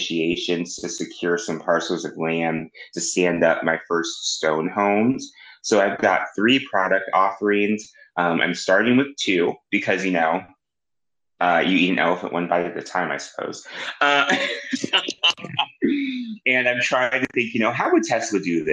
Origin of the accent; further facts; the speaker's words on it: Kansas City, Missouri, United States; I have my first site in my hometown, Kansas City, Missouri